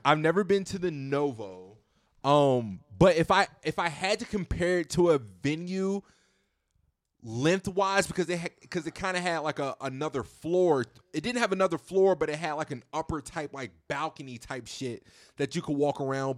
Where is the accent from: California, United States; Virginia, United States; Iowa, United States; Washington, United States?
Virginia, United States; moved away as an adult; also born or lived in Houston; leaving my hometown in Virginia, of, of my small little hometown, moving to Houston